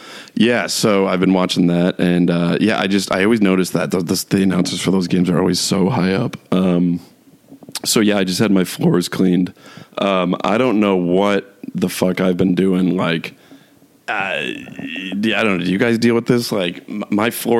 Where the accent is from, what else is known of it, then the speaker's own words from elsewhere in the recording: New York, United States; moved away; I'm from New York, and I lived in New York City for 6 years